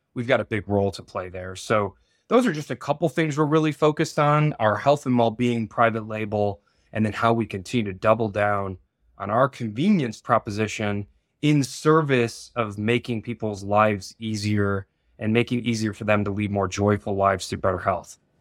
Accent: Michigan, United States; I was born and raised in Michigan as well

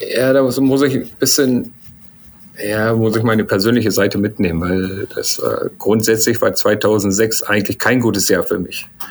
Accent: Germany; Ich bin ja hier aufgewachsen in Deutschland. Vater ist Iraner, Mutter ist Deutsch.

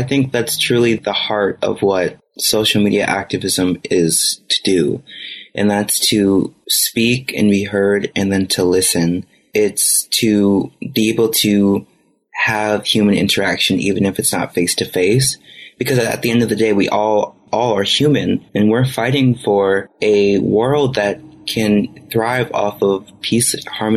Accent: United States; as American citizens

